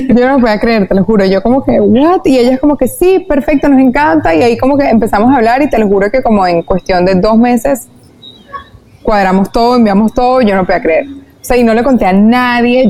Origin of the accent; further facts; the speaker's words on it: Venezuela; also born or lived in New York; en mi país, en Venezuela